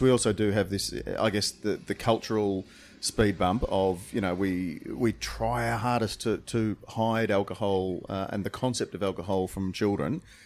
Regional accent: Australia; we're from Australia

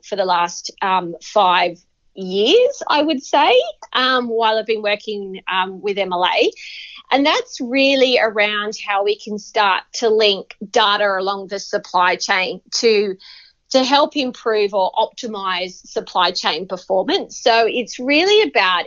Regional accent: Bathurst, New South Wales, Australia; now in Sydney, Australia; I grew up in the Central West in New South Wales in a place called Bathurst.

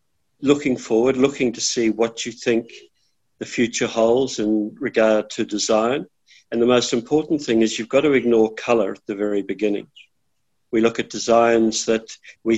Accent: New Zealand; moved away as an adult; now in Australia; I'm from New Zealand, and I became involved in Australia in the late 80s.

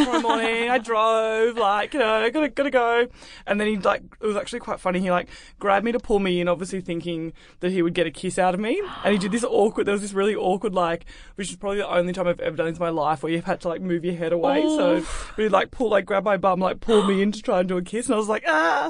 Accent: Melbourne, Victoria, Australia; now in Sydney, Australia; I grew up in Melbourne.

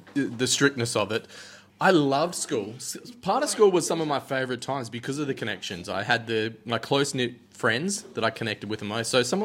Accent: Australia; accent: Australian; I'm like an Australian

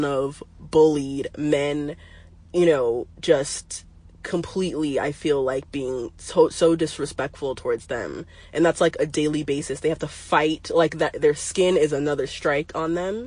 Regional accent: United States; also born or lived in Arizona; I grew up in California and Arizona, not that much around black culture

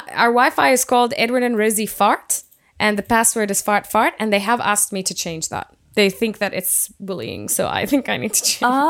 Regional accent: Jordan; moved away as an adult; now in Australia; where I grew up in Jordan

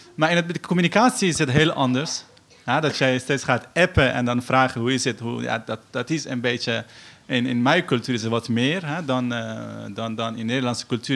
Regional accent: Afghanistan; Dutch is a second language; now in Netherlands; Ik kom uit Afghanistan.

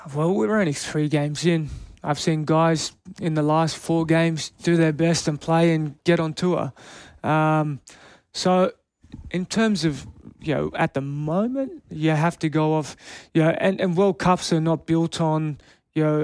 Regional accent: Canberra, Australian Capital Territory, Australia; moved away; I'm born and bred in Canberra. I lived there my whole life.

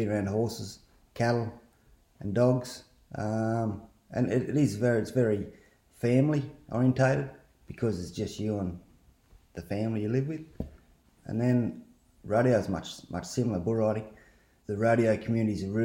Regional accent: Scone, New South Wales, Australia; I grew up in Scone, Hunter Valley. Actually in town.

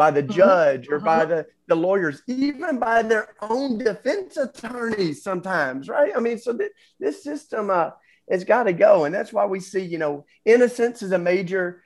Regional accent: Tennessee, United States; I grew up in Tennessee

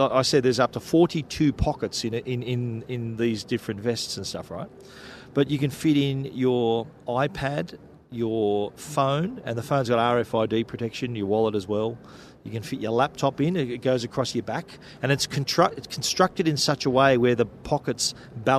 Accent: Australia; as an Aussie

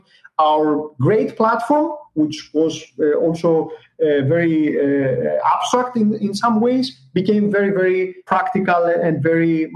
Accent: Greece; we're coming from Greece

